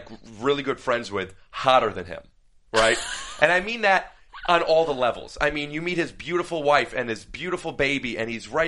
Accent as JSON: {"language": "English", "town": "Cleveland", "region": "Ohio", "country": "United States", "moved": "yes", "said": "I'm from Cleveland. I'm a Cavs fan"}